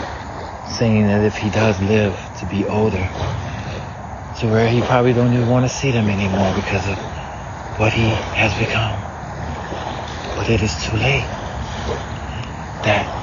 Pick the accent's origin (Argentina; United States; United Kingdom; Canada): United States; the South; growing up in the South